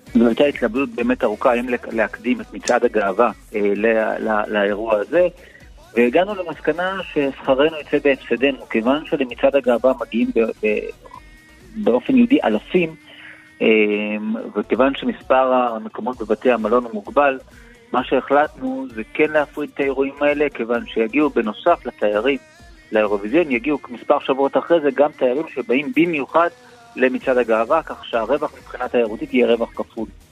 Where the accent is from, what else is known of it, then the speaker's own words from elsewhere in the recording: Israel; אנחנו כישראלים